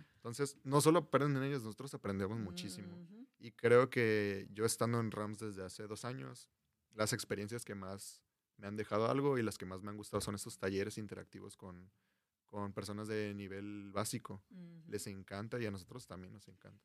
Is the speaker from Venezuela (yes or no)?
no; Culiacán, Sinaloa, Mexico; moved away as an adult; now in Mexicali, Mexico; yo soy foráneo, soy de Culiacán, Sinaloa. Vengo a Mexicali persiguiendo este sueño